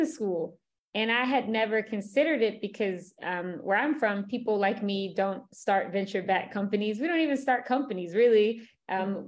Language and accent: English; Philadelphia, Pennsylvania, United States; I'm from Philadelphia, working class neighborhood